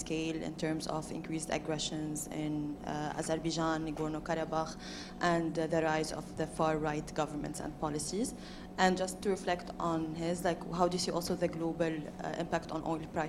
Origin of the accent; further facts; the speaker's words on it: Lebanon; I'm from Lebanon.